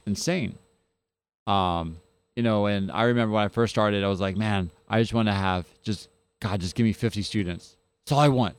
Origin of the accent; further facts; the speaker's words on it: New Jersey, United States; now in Mississippi, United States; I come from New Jersey